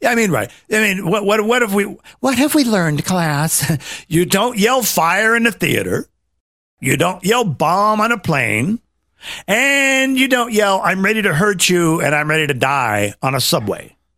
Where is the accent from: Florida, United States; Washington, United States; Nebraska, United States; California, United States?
Nebraska, United States; I was raised in Nebraska